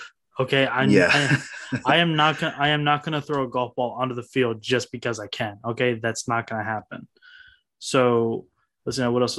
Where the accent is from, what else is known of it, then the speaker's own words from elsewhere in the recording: Wisconsin, United States; from my hometown of Wisconsin